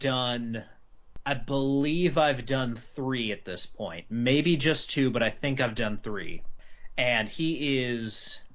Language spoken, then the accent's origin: English; North Carolina, United States; moved away as an adult; now in Nashville, United States; once I moved from North Carolina, where I lived my whole life, to Nashville after I got married